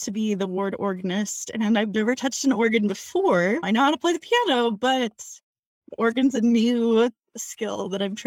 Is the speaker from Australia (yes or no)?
no; Salt Lake City, Utah, United States; also born or lived in Provo, Utah; now in Logan, United States; I am from Salt Lake City, graduated high school